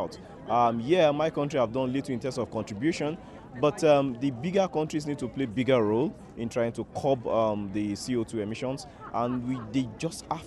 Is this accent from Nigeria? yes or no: yes; Lagos, Nigeria; I'm from Lagos, Nigeria